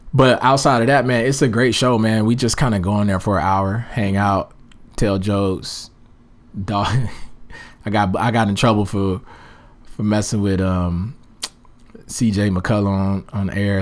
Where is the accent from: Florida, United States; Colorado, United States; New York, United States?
Florida, United States; Daytona Beach; I'm originally from Daytona Beach, Florida